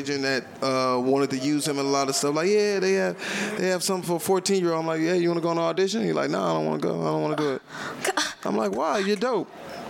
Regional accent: Inglewood, California, United States; I grew up in Inglewood. I couldn't walk 7 minutes by myself.

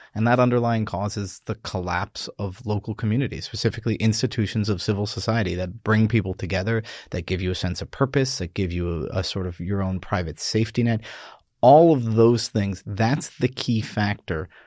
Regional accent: New York, United States; I'm this Irish Catholic from New York

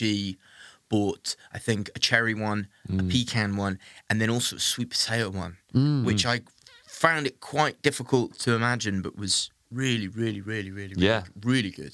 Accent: Wales, United Kingdom; I'm being Welsh

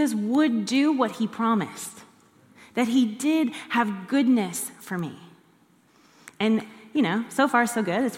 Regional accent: United States; moved away as an adult; I'm an American citizen

